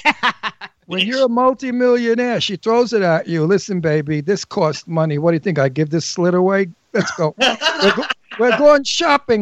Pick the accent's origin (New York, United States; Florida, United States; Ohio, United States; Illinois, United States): New York, United States; accent: New York; moved away; I grew up with them in New York